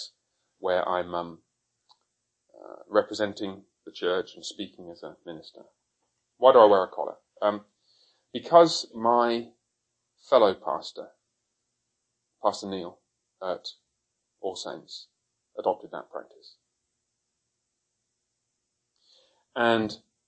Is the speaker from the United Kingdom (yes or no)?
yes; Coventry, West Midlands, United Kingdom; also born or lived in Haltwhistle, England; I was born up there, moved to Coventry when I was very young. Coventry is I'm afraid to say, rather ugly town in the Midlands